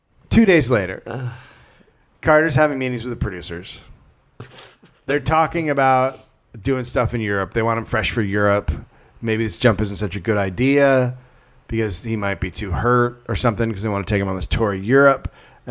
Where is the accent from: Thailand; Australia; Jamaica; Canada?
Canada; I don't know what that is. I'm from Canada.